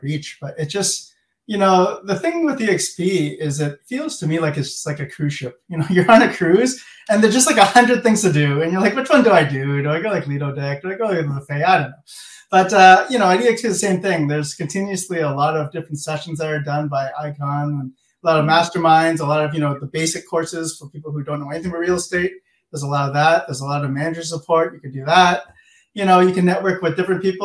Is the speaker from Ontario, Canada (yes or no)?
yes; Mississauga, Ontario, Canada; I'm born and raised in Mississauga, which is a suburb of Toronto.